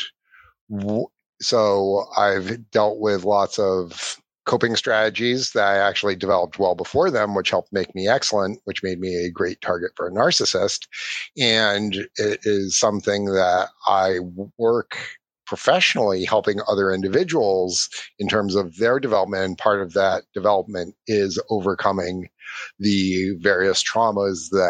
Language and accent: English; Ireland; I'm Irish